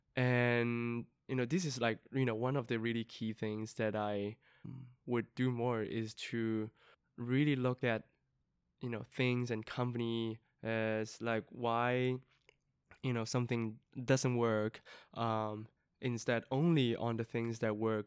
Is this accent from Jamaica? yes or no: no; Yunnan, China; moved away; my hometown is in, um, Yunnan, um, southwestern part of, uh, a province in mainland China.